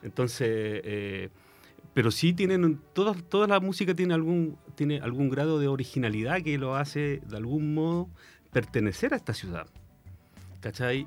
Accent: San Bernardo, Santiago Metropolitan Region, Chile; moved away as an adult; also born or lived in Concepción, Chile; now in San Pedro de la Paz, Chile; Yo nací en San Bernardo

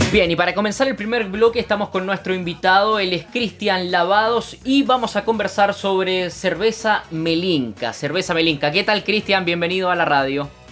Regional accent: Punta Arenas, Magallanes and Chilean Antarctica, Chile; now in Concepción, Chile; yo soy de Punta Arenas

